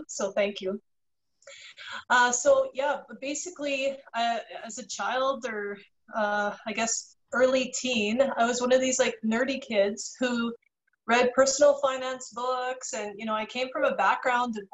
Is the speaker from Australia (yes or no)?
no; Canada; I got my Bachelor of Commerce from the University of Manitoba. I'm from Canada